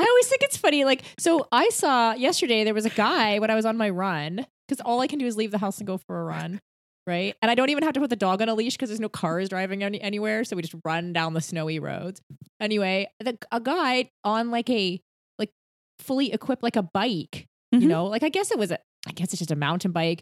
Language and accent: English; United Arab Emirates; I grew up near Dubai